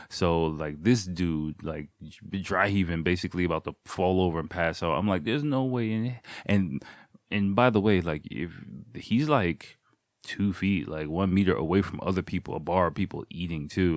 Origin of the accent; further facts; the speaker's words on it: United States; now in Japan; me as an American person